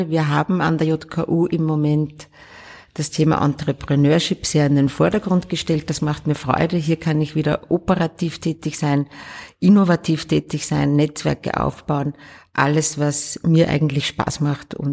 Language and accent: German; Upper Austria, Austria; Ich komme ja aus dem Innviertel